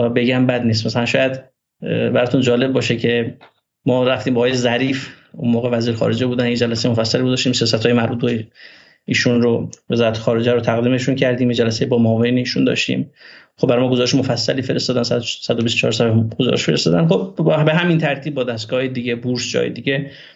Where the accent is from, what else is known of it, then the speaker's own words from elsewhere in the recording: Meshginshahr, Ardabil Province, Iran; first language Azerbaijani; Persian is a second language; من متولد 11 آذر ماه 1363 در روستای فخرآباد شهرستان مشکین شهر استان اردبیل هستم و توی دامنه های سبلان بزرگ شدم